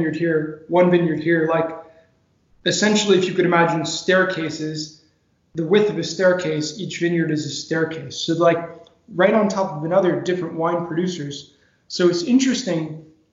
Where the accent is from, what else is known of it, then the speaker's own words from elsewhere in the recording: New York area, United States; moved away as an adult; also born or lived in New England; now in Monterrey, Mexico; I live in Monterrey, Mexico, and I'm originally from the New York area